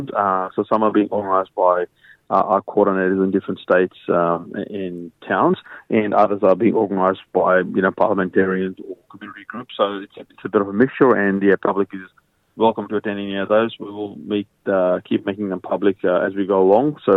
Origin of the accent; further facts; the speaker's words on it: Australia; thank you for standing up as an Australian from ethnic background